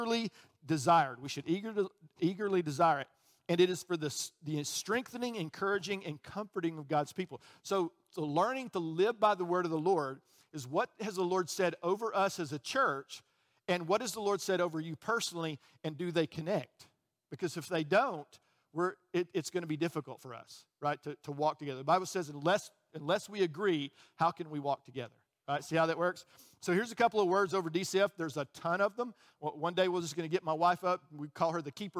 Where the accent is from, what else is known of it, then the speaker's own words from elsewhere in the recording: Birmingham, Alabama, United States; also born or lived in Chicago, Illinois; I got down here as quickly as I could. I was three, okay? And I grew up in Birmingham